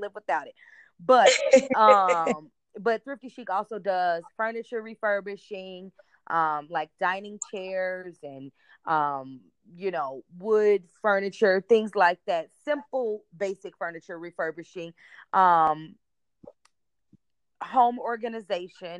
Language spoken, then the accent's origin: English; Chicago, Illinois, United States; I'm from the Chicagoland area